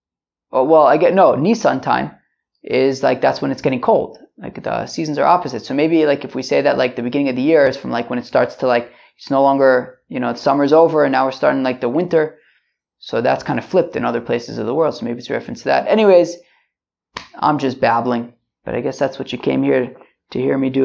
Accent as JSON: {"language": "English", "country": "United States", "tie": "born or raised there", "said": "I grew up in America"}